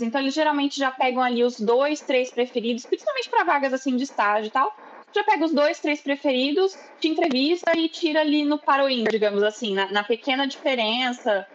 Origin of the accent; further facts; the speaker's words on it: Ribeirão Preto, São Paulo, Brazil; moved away as an adult; also born or lived in Bauru, Brazil; now in Germany; eu sou do interior de São Paulo, sou de Ribeirão Preto